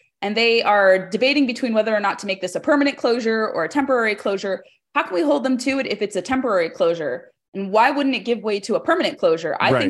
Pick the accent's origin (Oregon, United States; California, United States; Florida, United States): California, United States; I grew up in California.